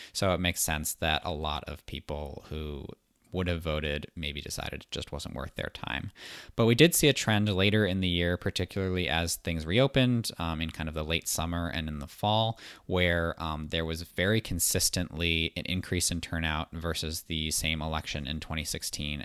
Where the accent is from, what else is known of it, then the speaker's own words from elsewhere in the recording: Massachusetts, United States; my home state of Massachusetts